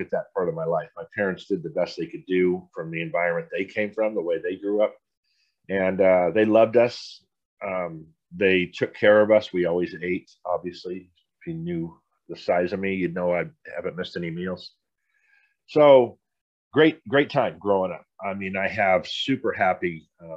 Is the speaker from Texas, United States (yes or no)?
no; San Diego, California, United States; I grew up in San Diego, pretty humble growing up.